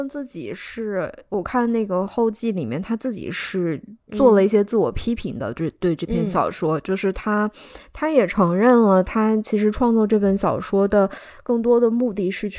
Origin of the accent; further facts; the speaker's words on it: China; moved away; 我们中国人守旧那一面